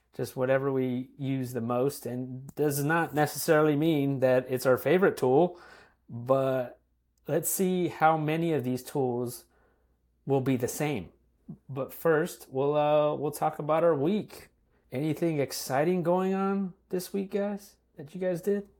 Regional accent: California, United States; moved away; growing up in California.

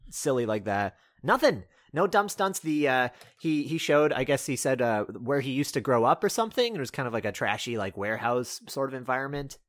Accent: North Carolina, United States; moved away; I'm, uh, at my parents' house, my, uh, where I grew up in North Carolina

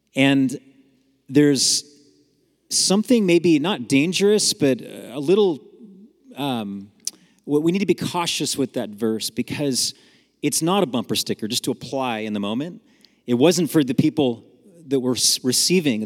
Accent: San Jose, California, United States; I grew up in San Jose, California, up north

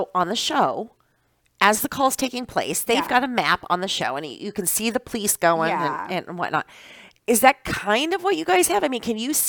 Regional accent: Iowa, United States; moved away as an adult; now in Wisconsin, United States; I'm originally from Iowa.

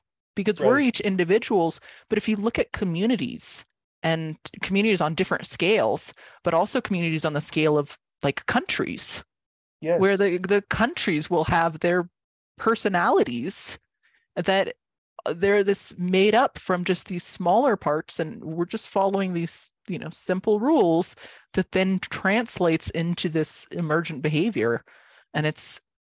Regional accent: Santa Fe, New Mexico, United States; I'm from Santa Fe

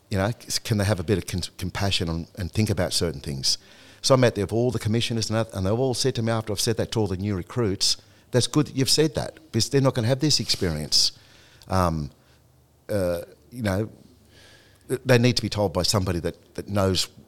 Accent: Australia; to let them know that I'm an Aboriginal man, but I'm an Australian like you are

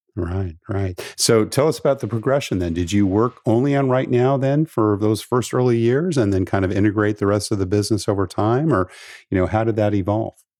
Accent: West Coast, United States; I grew up on the West Coast

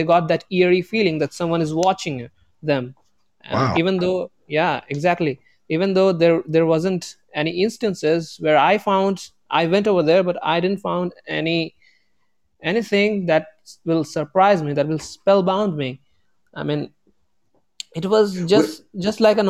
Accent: northern India, India; I'm from India

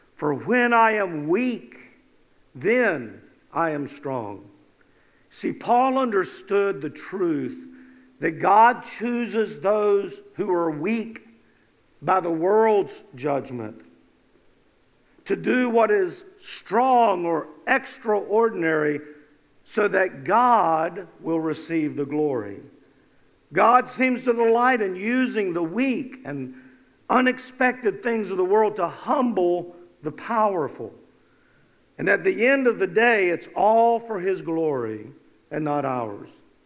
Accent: North Carolina, United States; I was from North Carolina

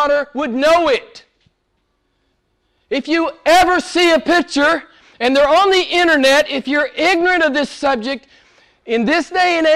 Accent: United States; moved away as an adult; Back in the States some years ago, I was very active in the pro-life movement. I spoke to different groups. I traveled all over my home state

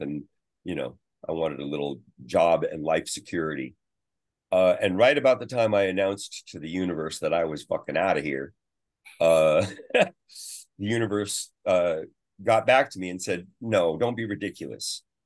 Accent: San Francisco, California, United States; also born or lived in Half Moon Bay, California / Sausalito, California; I grew up in the Bay Area

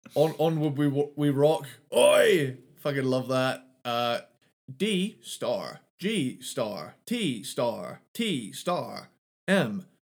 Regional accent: United Kingdom; I'm from Britain

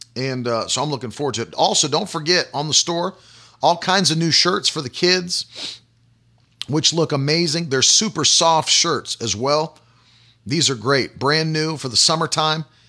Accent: United States; I am a Christian far before I'm an American

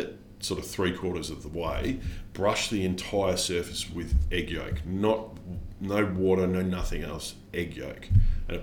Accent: Australia; I'm Australian

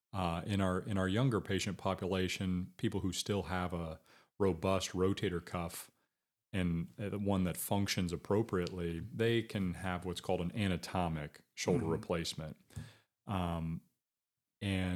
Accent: Batesville, Indiana, United States; also born or lived in Greensburg, Indiana / Hope, Indiana / Dayton, Ohio / Columbus, Ohio; I loved growing up here. And then a big part of the decision was I had children. So mm-hmm. I can't say that before having kids and a different mindset that I, you know, may or may not have ended up back here in my hometown

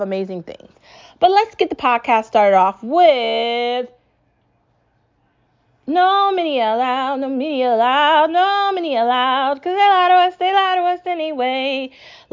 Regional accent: United States; as an American

